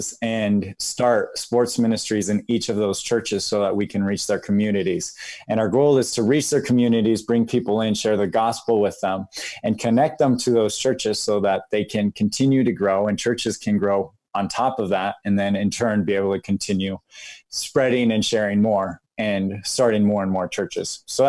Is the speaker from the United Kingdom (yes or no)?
no; Lima, Peru; moved away as an adult; now in United States; And so basically the majority of my life I spent growing up in Lima, Peru. So I grew up there playing soccer and sharing the gospel, and then came back to the States to study.